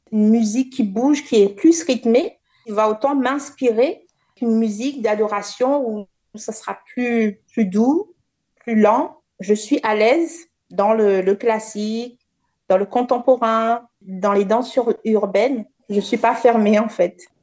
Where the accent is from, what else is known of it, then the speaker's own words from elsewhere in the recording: Le Port, Réunion; la ville du port, là où j'ai grandi